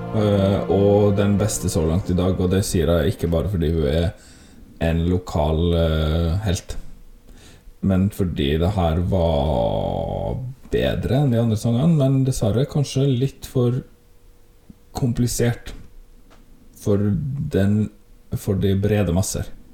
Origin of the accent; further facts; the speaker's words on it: Volda, Møre og Romsdal, Norway; vi som er herfra